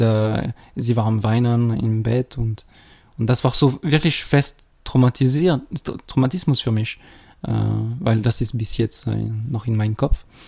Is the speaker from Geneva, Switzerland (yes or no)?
yes; Geneva, Switzerland; accent: French; German is a second language; moved away as an adult; now in Schaffhausen, Switzerland; ich bin äh, in Genf äh, geboren